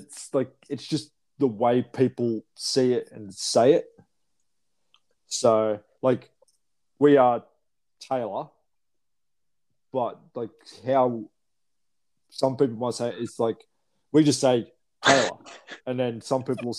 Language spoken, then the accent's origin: English; Bathurst, New South Wales, Australia; We grew up in Baffist.